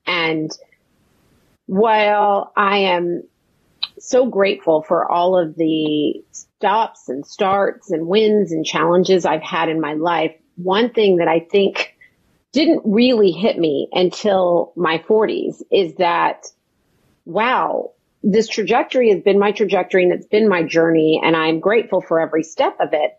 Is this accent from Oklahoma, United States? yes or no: yes; Oklahoma, United States; also born or lived in New York; I was raised in Oklahoma